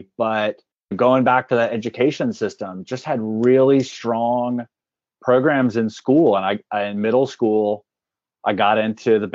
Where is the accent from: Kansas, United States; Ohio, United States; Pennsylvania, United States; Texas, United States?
Texas, United States; Clute; now in Atlanta, United States; I grew up in the Houston area, actually about an hour south of Houston. It's a pretty small town. It's called Clute, Texas.